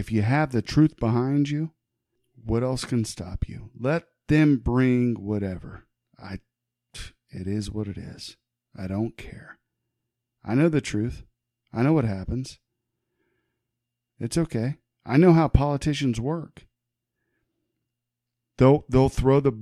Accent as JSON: {"language": "English", "town": "Huber Heights", "region": "Ohio", "country": "United States", "tie": "born or raised there", "moved": "yes", "said": "that's my hometown, which I moved out"}